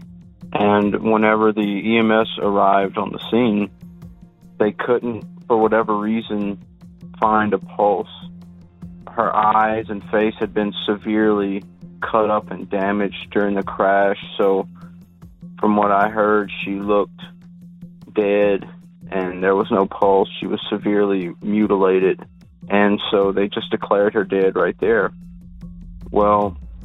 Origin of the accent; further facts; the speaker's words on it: South Louisiana, United States; I'm from a small town in South Louisiana